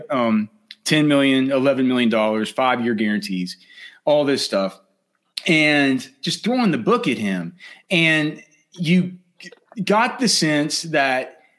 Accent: Texas, United States; also born or lived in Evanston; I feel as a Texan, you know, I'm here in Texas. I'm not embarrassed to admit it, but I was actually born when my mom was going to school at Northwestern at the Evanston General Hospital.

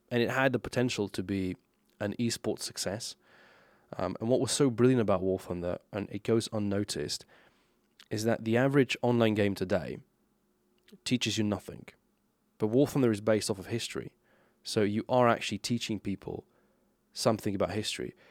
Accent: Slovenia; English is a second language; as a Slovenian person, born and raised in Slovenia

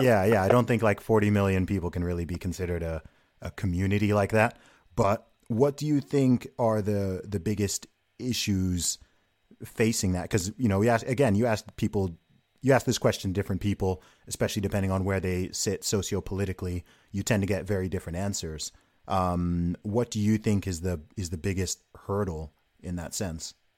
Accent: United Kingdom; someone who is from and lives in the UK

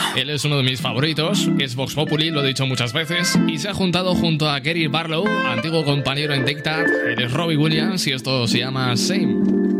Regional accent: Elche, Valencian Community, Spain

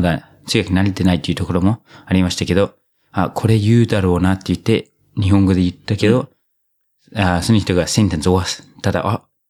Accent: New Zealand; moved away; 僕の母国ニュージーランド

